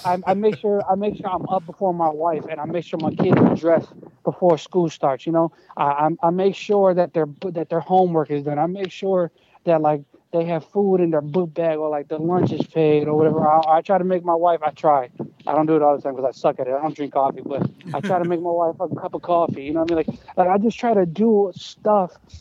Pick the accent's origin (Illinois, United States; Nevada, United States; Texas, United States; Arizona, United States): Illinois, United States; Chicago; also born or lived in Colombia; I'm from Chicago